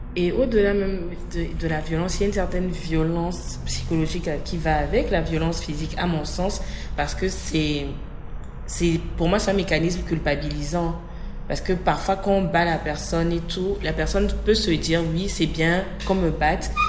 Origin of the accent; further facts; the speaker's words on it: Togo; je suis togolaise